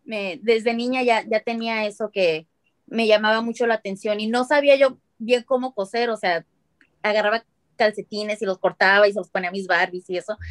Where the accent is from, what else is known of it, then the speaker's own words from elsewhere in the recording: Mexicali, Baja California, Mexico; now in Phoenix, United States; yo soy de Mexicali, vivo ahora en Phoenix, en los Estados Unidos